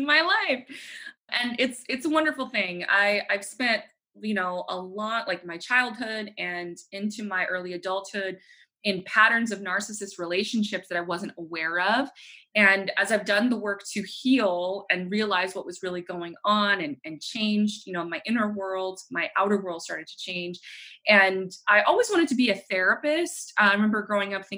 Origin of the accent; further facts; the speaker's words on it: New Orleans, Louisiana, United States; moved away as an adult; also born or lived in Utah; now in Houston, United States; born and raised in New Orleans, Louisiana. I live here in Houston with my family